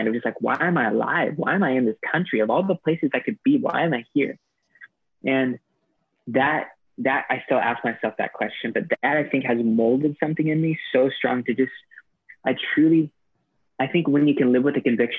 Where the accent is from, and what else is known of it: United States; moved away as an adult; now in Sri Lanka